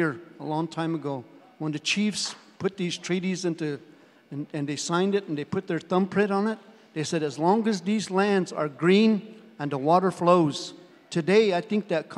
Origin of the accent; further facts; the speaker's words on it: Colorado, United States; I come from Colorado, and our land base is 600,000 acres